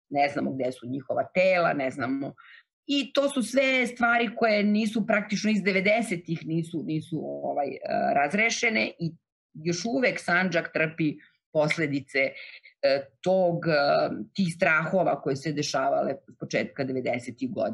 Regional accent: Novi Pazar, Raška District, Serbia; born or raised there; moved away

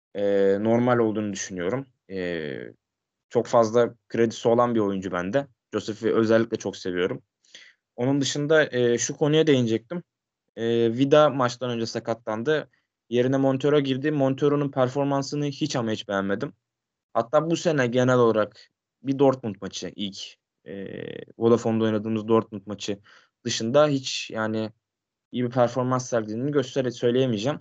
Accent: Sakarya, Turkey; Sakarya'da falan çok var mesela benim memleketimde

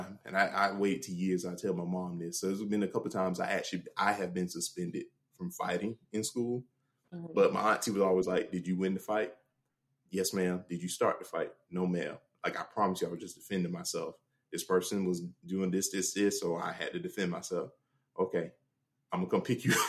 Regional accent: Jacksonville, Florida, United States; Some of the neighborhoods I grew up in Jacksonville

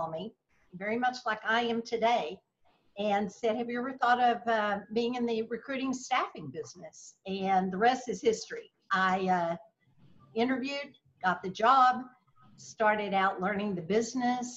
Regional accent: Slaton, Texas, United States; also born or lived in Lubbock, Texas; I grew up in West Texas, a very small town of about 6,000 people

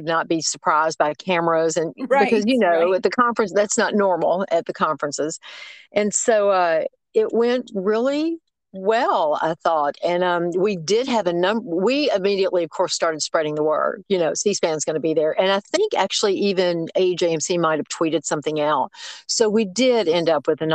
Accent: Memphis, Tennessee, United States; moved away as an adult; now in Tuscaloosa, United States; I was born and raised in Memphis

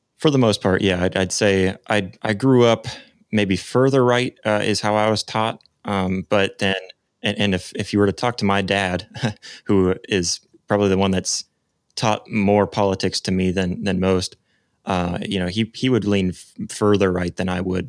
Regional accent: United States; as an American

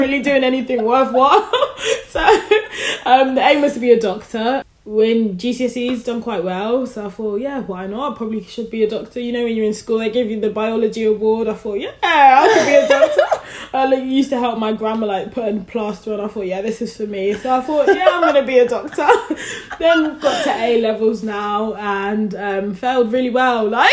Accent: London, United Kingdom; now in Birmingham, United Kingdom; So I'm from London, currently living in Birmingham.

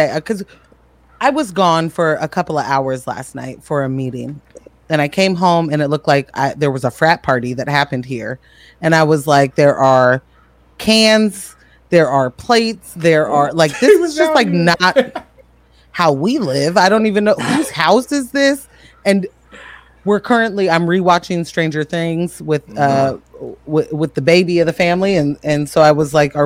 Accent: Portland, Oregon, United States; as the Portland original here

